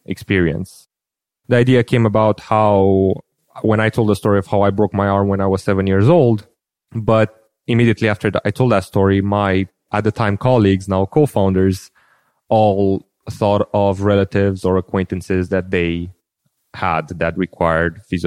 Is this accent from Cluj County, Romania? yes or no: yes; Cluj-Napoca, Cluj County, Romania; moved away as an adult; now in London, United Kingdom; By background, I'm Romanian. I was born in 1989 in Cluj, Romania.